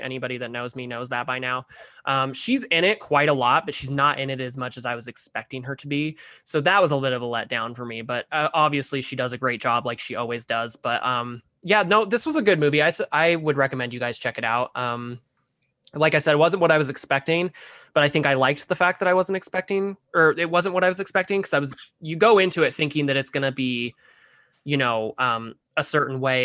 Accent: Mesquite, Nevada, United States; I grew up, I grew up in Mesquite, Nevada, for like 11 years of my life

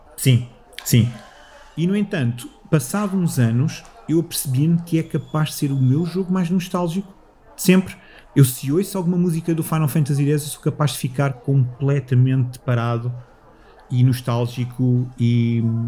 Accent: Moscavide, Lisbon, Portugal; now in Loures, Portugal; eu cresci em Moscavide com, com os meus avós

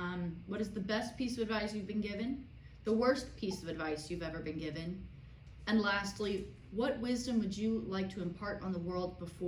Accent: Florida, United States; I'm from Florida.

